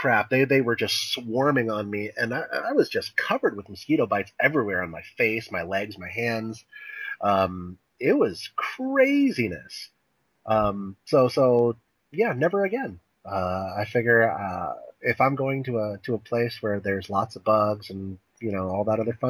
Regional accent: Japan; I grew up in Japan and as you guys all know, and over there they have a lot of mosquitoes

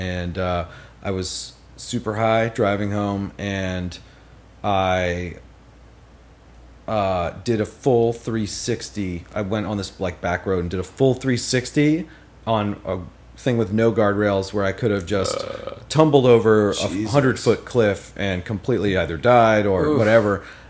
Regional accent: College Station, Texas, United States; I'm from College Station.

